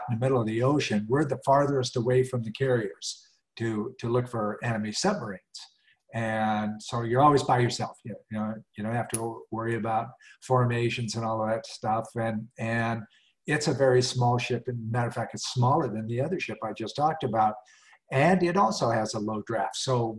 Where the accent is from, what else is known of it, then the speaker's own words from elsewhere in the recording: Southwest Montana, United States; moved away as an adult; now in Asheville, United States; I'm a mountain boy. I was born in Southwest Montana in the slopes of the Rocky Mountains and raised in the Rocky Mountains.